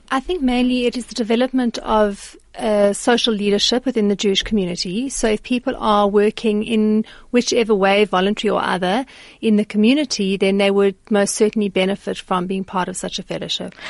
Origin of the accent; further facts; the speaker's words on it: South Africa; as a South African